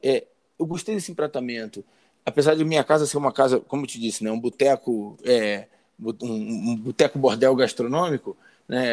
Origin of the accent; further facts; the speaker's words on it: Rio de Janeiro, Brazil; now in Teresópolis, Brazil; eu sou natural do Rio de Janeiro mesmo, mas estou há 34 anos aqui na Serra Fluminense, em Teresópolis